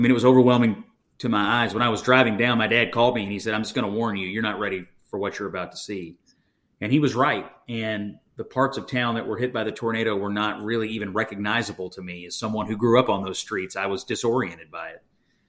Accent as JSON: {"language": "English", "town": "Dawson Springs", "region": "Kentucky", "country": "United States", "tie": "born or raised there", "said": "where I grew up in Western Kentucky. We've heard a lot of towns that have been hit: Mayfield, Bremen, Central City, Bowling Green, Danville. There's a lot of towns out there. Mine was Dawson Springs, which is in Hopkins County"}